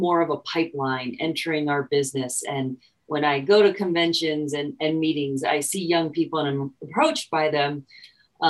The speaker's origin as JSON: {"language": "English", "area": "Bay Area", "region": "California", "country": "United States", "also_born_or_lived": "Amherst, Massachusetts", "moved": "as an adult", "said": "I'm from the Bay Area, California. So I went to a very diverse high school"}